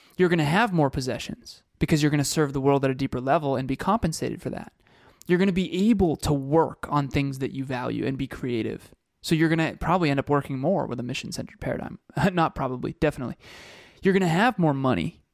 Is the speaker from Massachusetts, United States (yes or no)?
yes; Uxbridge, Massachusetts, United States; he grew up in Uxbridge, Massachusetts, like Kevin and I did